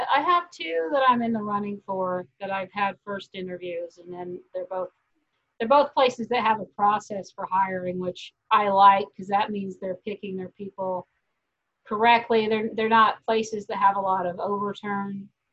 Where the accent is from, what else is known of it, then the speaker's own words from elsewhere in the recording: Tyler, Texas, United States; now in Kansas, United States; I grew up in East Texas, like Tyler. I spent my elementary school years in that area